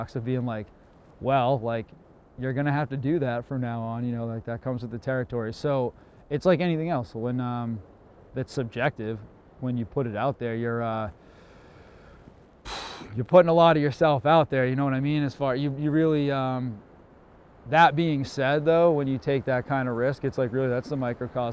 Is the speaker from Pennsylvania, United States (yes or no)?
no; Cape Cod, Massachusetts, United States; Being born here, growing up here